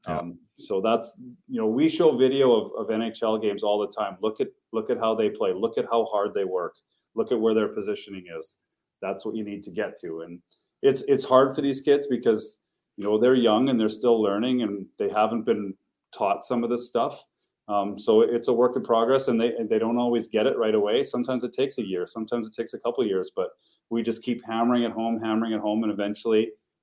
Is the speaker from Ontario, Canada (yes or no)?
no; Camrose, Alberta, Canada; I grew up in Camrose, about an hour outside of Edmonton.